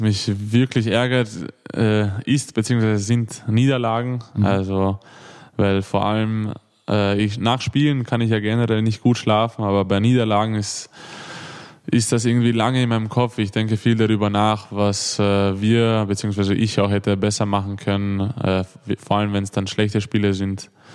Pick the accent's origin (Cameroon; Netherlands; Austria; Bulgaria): Austria; Vienna; accent: Viennese; moved away as an adult; also born or lived in Hannover; now in Melsungen, Germany; bin ja eigentlich in Wien geboren